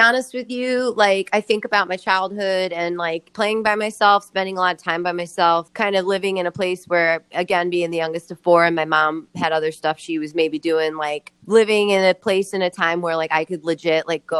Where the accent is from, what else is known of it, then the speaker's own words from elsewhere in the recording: Midwest, United States; I think it wasn't till I got older that I like really was like glad that I grew up in the Midwest